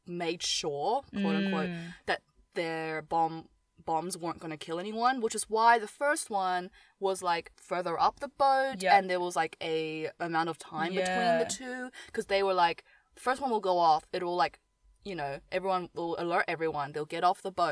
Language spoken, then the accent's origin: English; New Zealand; Growing up in New Zealand